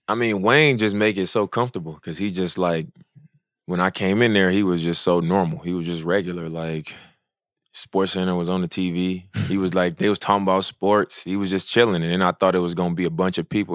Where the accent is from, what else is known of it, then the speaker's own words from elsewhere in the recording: Oakland, California, United States; I'm from Oakland